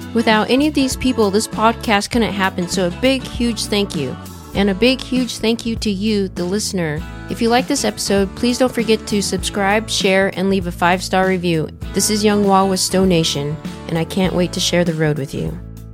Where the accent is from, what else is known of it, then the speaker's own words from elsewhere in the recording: Washington, United States; I grew up over in Washington